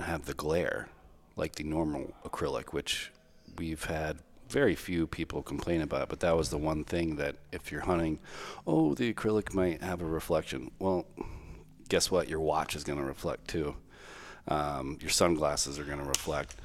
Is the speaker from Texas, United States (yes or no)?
yes; Texas, United States; moved away; I'm from Texas